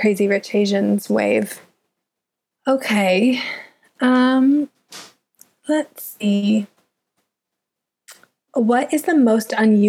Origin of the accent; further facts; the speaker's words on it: Southern Indiana, United States; moved away as an adult; now in London, United Kingdom; I'm such a bad farm girl. Like, I'm from Southern Indiana